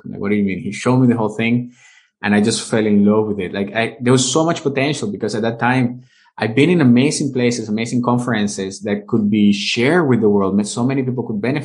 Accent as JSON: {"language": "English", "country": "Venezuela", "tie": "born or raised there", "also_born_or_lived": "United States", "first_language": "Spanish", "second_language": "English", "moved": "as an adult", "lives_now": "Vienna, Austria", "said": "I'm originally from Venezuela. That's where I was born and raised. I grew up there."}